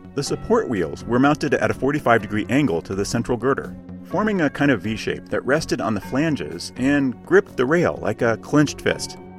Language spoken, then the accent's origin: English; Cambridge, Massachusetts, United States; also born or lived in Boston; my hometown of Cambridge, Massachusetts